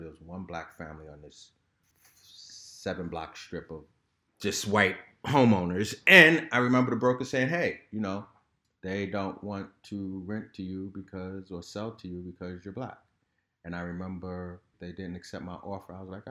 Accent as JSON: {"language": "English", "town": "Harlem", "region": "New York", "country": "United States", "said": "And I didn't know it at the time because I came from Harlem."}